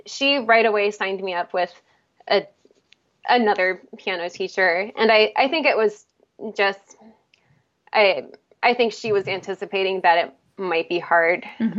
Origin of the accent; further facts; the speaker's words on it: outside Philadelphia, Pennsylvania, United States; moved away as an adult; also born or lived in Salem, Oregon / Illinois; now in Portland, United States; I was actually born in Salem, Oregon, but I grew up in Pennsylvania, a little bit outside of Philadelphia